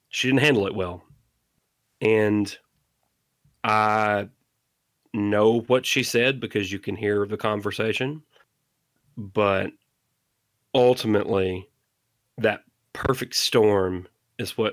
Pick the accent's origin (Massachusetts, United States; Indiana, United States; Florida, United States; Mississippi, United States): Mississippi, United States; the South; I'm from the South, so if somebody says, hey, go get me a Coke, they could mean any form of soda, right? Like here in Mississippi, we say Coke